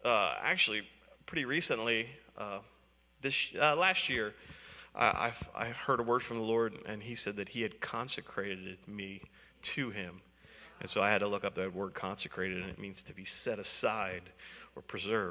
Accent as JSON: {"language": "English", "town": "Baltimore", "region": "Maryland", "country": "United States", "tie": "born or raised there", "said": "I'm from Baltimore. That's where I grew up, in Baltimore"}